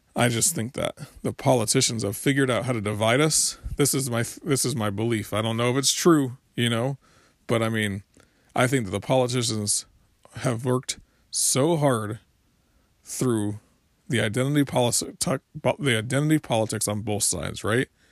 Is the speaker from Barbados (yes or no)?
no; Florida, United States; now in South Carolina, United States; I'm from Florida and, and from, uh, and I live in South Carolina now